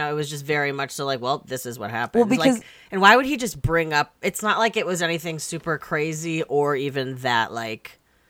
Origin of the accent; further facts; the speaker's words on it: Ottawa, Illinois, United States; we're from Ottawa, Illinois. That is very close to LaSalle and Peru, Illinois, which is like the only close town by us that has like a Target, a mall, a movie theater